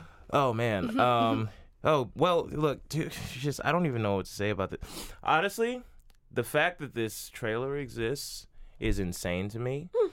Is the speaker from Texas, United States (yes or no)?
no; Atlanta, Georgia, United States; and I'm from Atlanta.